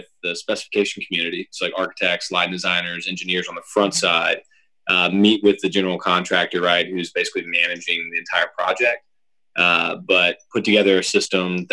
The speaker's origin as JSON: {"language": "English", "town": "Suwanee", "region": "Georgia", "country": "United States", "tie": "born or raised there", "also_born_or_lived": "Atlanta, Georgia", "said": "grew up in Sewanee, Georgia, went to, shout out North Gwinnett High School"}